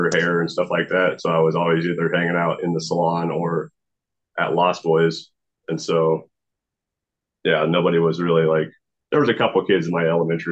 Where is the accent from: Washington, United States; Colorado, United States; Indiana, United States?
Washington, United States; Marysville; also born or lived in Lynnwood, Washington; I moved from Linwood to Marysville